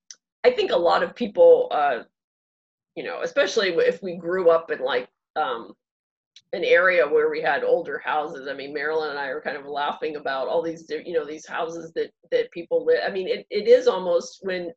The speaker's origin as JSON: {"language": "English", "town": "Dormont", "region": "Pennsylvania", "country": "United States", "tie": "born or raised there", "said": "the one that I grew up in Dormont."}